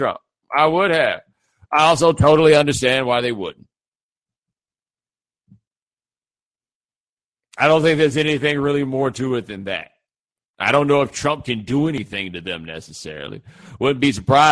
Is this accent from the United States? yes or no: yes; Houston, Texas, United States; I am from Houston